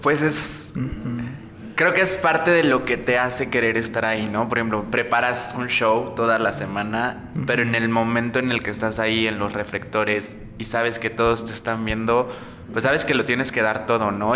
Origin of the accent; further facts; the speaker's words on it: Morelos, Mexico; moved away; Yo soy de provincia, soy de Morelos.